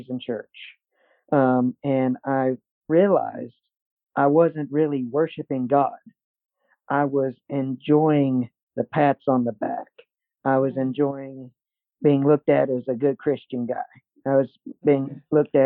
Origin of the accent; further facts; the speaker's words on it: Athens, Tennessee, United States; I'm born and raised in Athens, Tennessee.